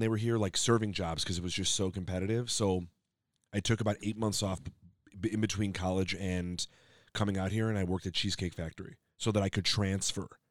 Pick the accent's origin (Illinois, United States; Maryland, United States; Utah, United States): Illinois, United States; Skokie; moved away as an adult; now in Los Angeles, United States; I'm from Illinois